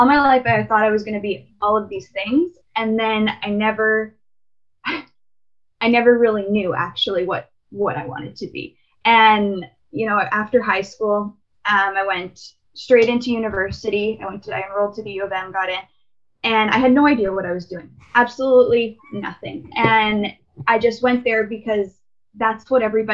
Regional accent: Winnipeg, Manitoba, Canada; I was born and raised in Winnipeg

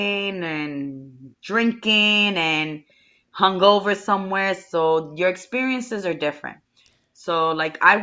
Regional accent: East Coast, United States; we're from the East Coast

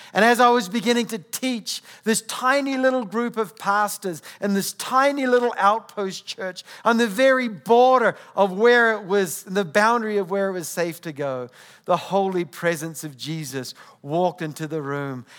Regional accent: New Zealand; accent: New Zealand; moved away; I come from New Zealand. So if you're trying to figure out where my accent comes from, uh, New Zealand

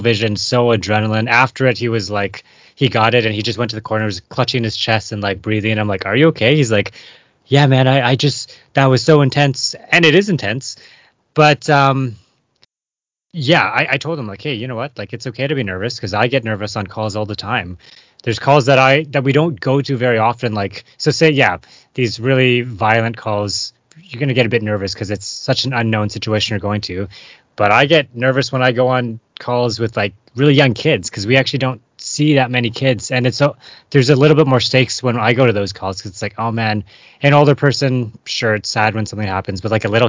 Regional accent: Vancouver, British Columbia, Canada; growing up in Vancouver, living in Vancouver, going volunteering, doing stuff downtown Eastside as like a kid, teenager

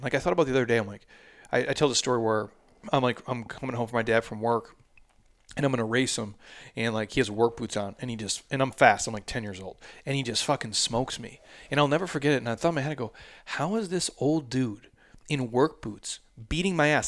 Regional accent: Midwest, United States; moved away; I'm from the Midwest

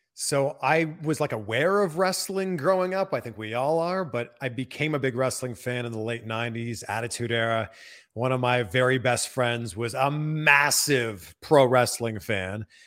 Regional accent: Pickering, Ontario, Canada; moved away; I'm from Pickering, Ontario

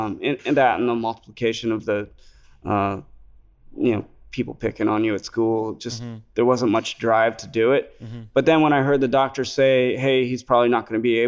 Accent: California, United States; I grew up in the Bay Area taking a city bus to school

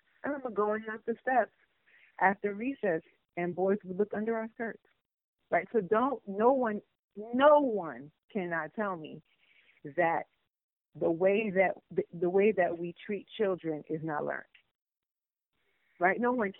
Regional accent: Chicago, Illinois, United States; Oh, I'm from Chicago, and I used to see him come to that McDonald's

